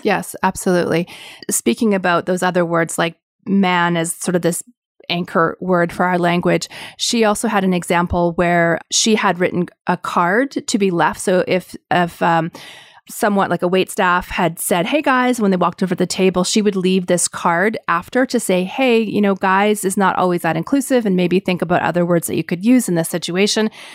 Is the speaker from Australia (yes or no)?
no; Canada; being Canadian